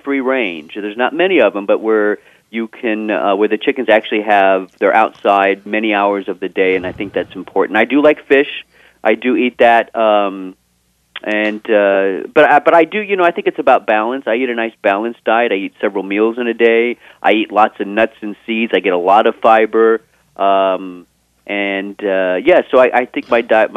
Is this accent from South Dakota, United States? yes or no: no; Texas, United States; I am from Texas